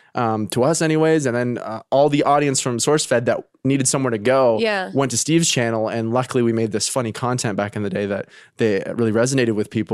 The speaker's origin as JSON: {"language": "English", "country": "Canada", "lives_now": "United States", "said": "They know I'm Canadian."}